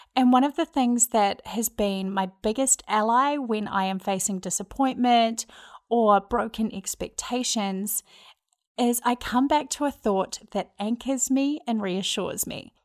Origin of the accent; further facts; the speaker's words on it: New Zealand; accent: Kiwi; moved away as an adult; now in Minneapolis, United States; if you're wondering where my accent's from, I'm from New Zealand, and I've lived in the States